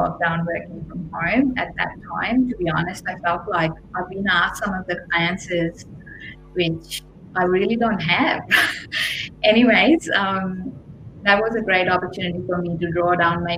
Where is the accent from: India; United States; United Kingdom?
India; moved away; I grew up in India